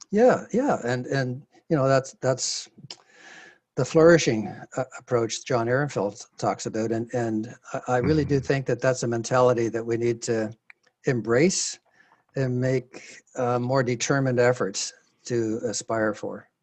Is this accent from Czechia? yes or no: no; Canada; as a Canadian